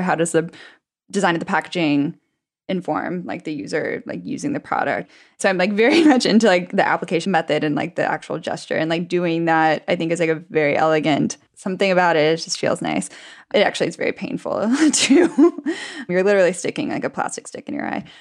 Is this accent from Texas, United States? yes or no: yes; Texas, United States; I'm from Texas